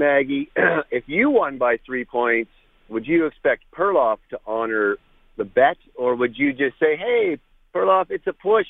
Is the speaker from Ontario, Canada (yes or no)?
yes; Toronto, Ontario, Canada; I grew up in Toronto, Ontario.